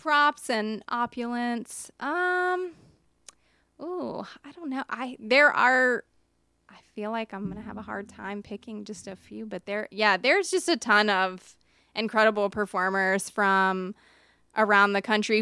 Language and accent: English; Richmond, Virginia, United States; I was born in Richmond, actually near the Lakeside area